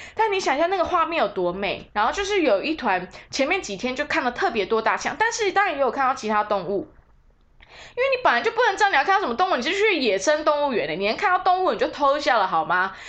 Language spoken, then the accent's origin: Chinese; Taiwan; 我就身为台湾人哈